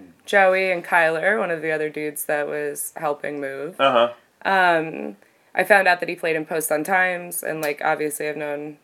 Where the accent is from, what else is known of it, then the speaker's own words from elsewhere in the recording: New Jersey, United States; now in Philadelphia, United States; I'm from New Jersey.